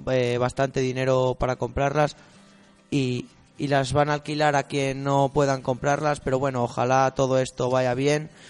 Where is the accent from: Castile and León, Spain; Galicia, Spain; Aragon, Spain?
Castile and León, Spain; Ciñera; Bueno, yo soy de Ciñera